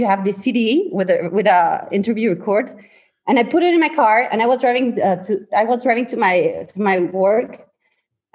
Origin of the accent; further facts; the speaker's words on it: San Luis Potosí, Mexico; I'm from San Luis Potosí, Mexico.